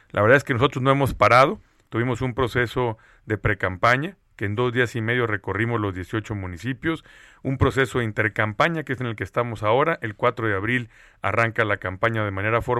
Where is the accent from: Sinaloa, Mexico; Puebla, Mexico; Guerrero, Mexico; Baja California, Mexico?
Sinaloa, Mexico; lo que somos los sinaloenses. ¿Y qué somos los sinaloenses principalmente, Sergio? Somos eh, gente de campo, somos agricultores, campesinos, pescadores, acuacultores